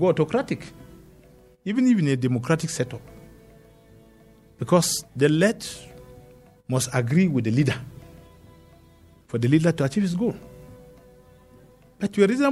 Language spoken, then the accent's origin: English; Panshin, Plateau, Nigeria; I'm from Panshin